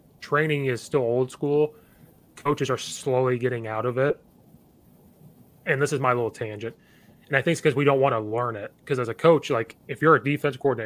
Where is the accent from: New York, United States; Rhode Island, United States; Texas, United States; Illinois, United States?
Illinois, United States; Central; moved away as an adult; now in Chicago suburbs, United States; I'm from Central Illinois. I grew up right next to Uvine. Now I live up in the Chicago suburbs